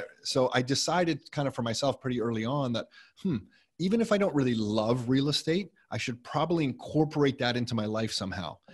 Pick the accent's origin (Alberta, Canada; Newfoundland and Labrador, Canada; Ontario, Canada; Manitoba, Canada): Ontario, Canada; Mississauga; Nick and I were born, and we grew up in Mississauga